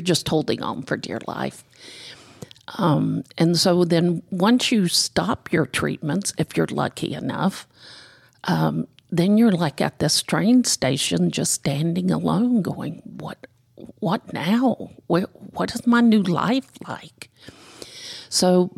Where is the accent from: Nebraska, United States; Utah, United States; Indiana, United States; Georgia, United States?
Georgia, United States; Decatur; also born or lived in Gwinnett County, Georgia; I'm actually a born and raised Georgia girl. I was born in Decatur. I lived there for probably 25 years and then moved here out into Gwinnett